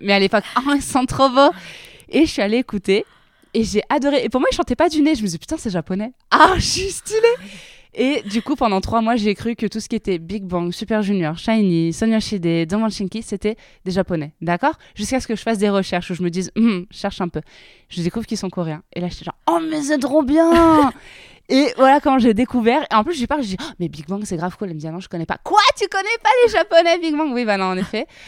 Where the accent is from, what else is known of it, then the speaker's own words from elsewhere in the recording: south of France, France; mon petit patelin dans le sud de la France